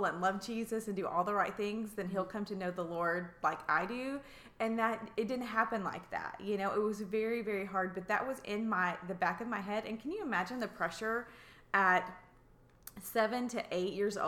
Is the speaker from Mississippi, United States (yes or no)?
no; Russellville, Arkansas, United States; also born or lived in Oklahoma / Missouri / Bella Vista, Arkansas; I grew up in Russellville, Arkansas, so born and raised.